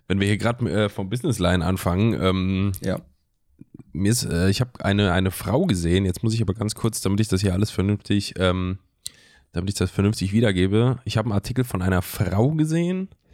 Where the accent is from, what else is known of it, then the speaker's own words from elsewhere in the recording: Germany; moved away; in Fellerdingen gewohnt, wo ich herkomme